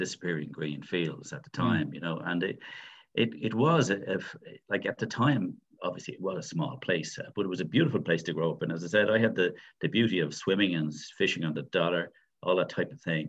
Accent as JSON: {"language": "English", "town": "Dublin", "region": "Leinster", "country": "Ireland", "tie": "born or raised there", "said": "So I'm from Tala."}